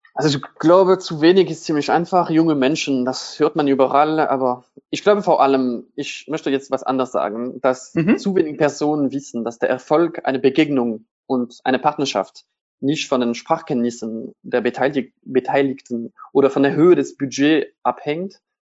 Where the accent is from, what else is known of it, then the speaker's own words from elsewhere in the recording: Strasbourg, Grand Est, France; German is a second language; moved away as an adult; now in Germany; Straßburg absolviert, das ist meine Heimatstadt.